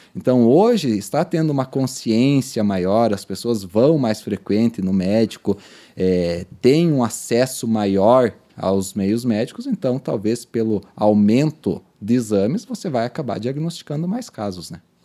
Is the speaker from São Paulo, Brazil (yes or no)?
no; Pato Branco, Paraná, Brazil; also born or lived in Recife; nós sulistas, eu sou nascido em Pato Branco